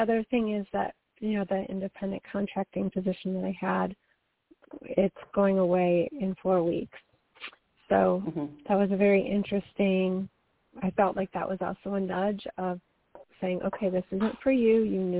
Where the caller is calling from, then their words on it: Colorado, United States; from Colorado.